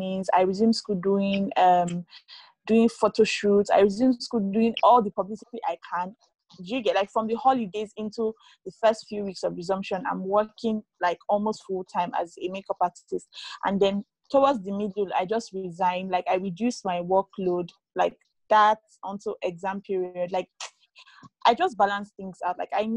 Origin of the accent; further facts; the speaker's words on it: Kogi, Nigeria; I come from Kogi State in Nigeria.